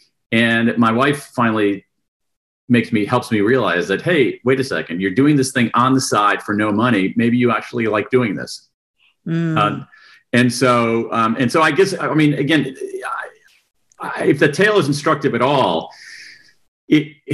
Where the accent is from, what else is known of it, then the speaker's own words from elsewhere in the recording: Columbus, Ohio, United States; moved away as an adult; also born or lived in Wilmington, Delaware; I was actually born in Wilmington, Delaware, home of Joe Biden. But I grew up in Columbus, Ohio.